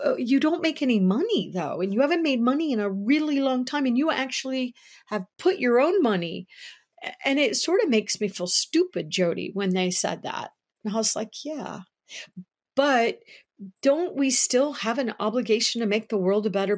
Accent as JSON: {"language": "English", "country": "United States", "said": "I am an American. I am proud to live in the United States"}